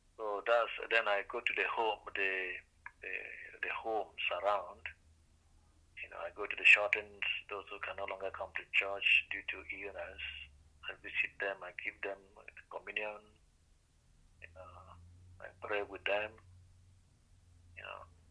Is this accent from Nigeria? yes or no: yes; Nigeria; moved away as an adult; now in Carbonear, Canada; I grew up in Nigeria